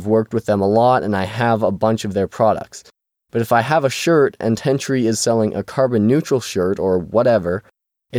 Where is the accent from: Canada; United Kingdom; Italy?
Canada; I'm from Canada